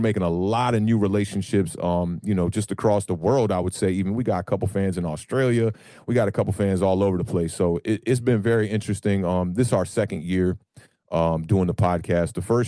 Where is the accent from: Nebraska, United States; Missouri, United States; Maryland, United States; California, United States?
Maryland, United States; Silver Spring; I am a Giants fan who has lived in the DMV area my whole entire life. I was born in Silver Spring, Maryland